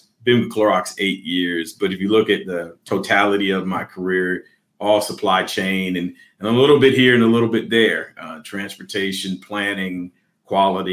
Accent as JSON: {"language": "English", "country": "United States", "also_born_or_lived": "Atlanta metro area, Georgia", "said": "I'm probably non-traditional if you look at my age range and being an American"}